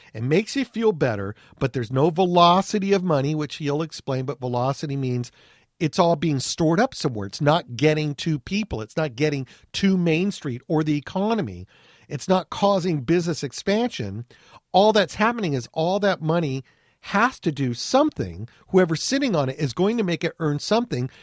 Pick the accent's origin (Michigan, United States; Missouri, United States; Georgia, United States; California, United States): California, United States; Anaheim; I grew up in Anaheim, California